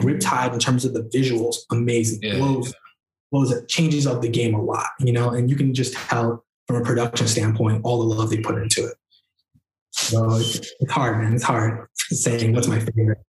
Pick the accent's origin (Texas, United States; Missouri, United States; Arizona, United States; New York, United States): New York, United States; New York City; I'm a Queens native from New York